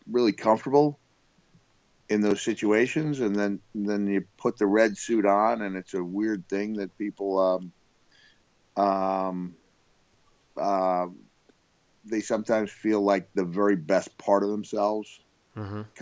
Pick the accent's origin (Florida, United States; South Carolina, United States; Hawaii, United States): Florida, United States; Orlando; coming to my hometown. You're coming to Orlando.